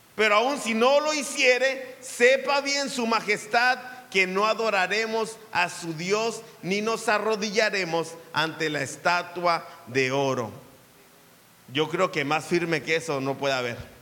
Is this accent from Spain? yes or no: no; Mexico; como buen mexicano